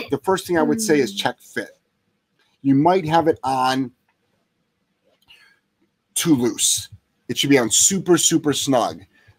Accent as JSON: {"language": "English", "region": "Ohio", "country": "United States", "said": "I'm from Ohio."}